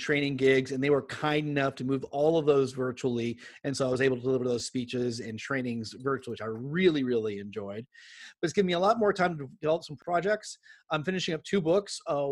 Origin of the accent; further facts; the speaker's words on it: Southern California, United States; I grew up in here in Southern California.